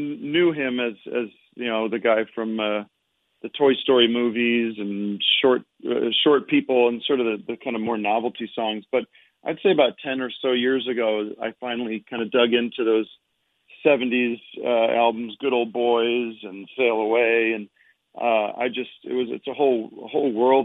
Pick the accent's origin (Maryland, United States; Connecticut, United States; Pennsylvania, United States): Pennsylvania, United States; Allentown; moved away as an adult; now in California, United States; I'm from back east. I'm from Allentown, Pennsylvania.